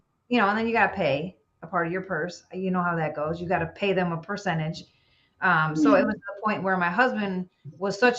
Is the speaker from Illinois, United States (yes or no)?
yes; Illinois, United States; also born or lived in Chicago; now in Tennessee, United States; I'm from Illinois originally. I live in Tennessee now